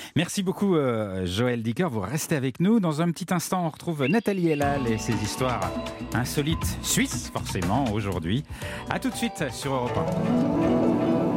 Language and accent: French; France; chez nous en France